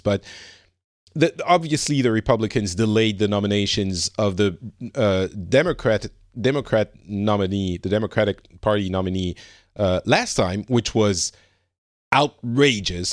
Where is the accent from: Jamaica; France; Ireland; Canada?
France; I'm from France and from, you know, Europe